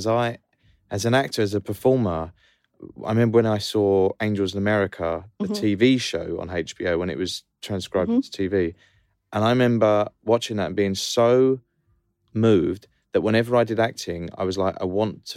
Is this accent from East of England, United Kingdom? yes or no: yes; Essex, East of England, United Kingdom; I'm there like from Essex doing drama clubs, working class